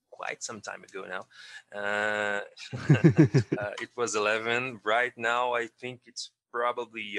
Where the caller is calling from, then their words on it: Campinas, São Paulo, Brazil; I'm coming from Campinas, São Paulo, Brazil.